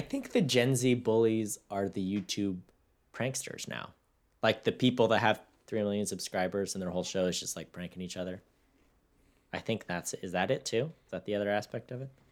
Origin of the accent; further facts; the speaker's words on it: Victorville, California, United States; I'm from Victorville